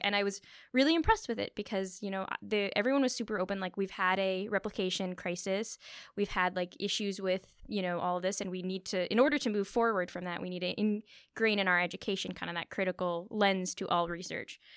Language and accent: English; Thornhill, Ontario, Canada; I grew up in Thornhill